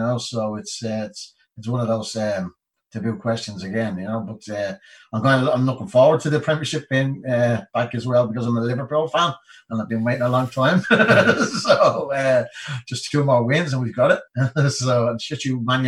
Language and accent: English; Dublin, Leinster, Ireland; I was born in Greenhills. I was born in the house my mother and father were living.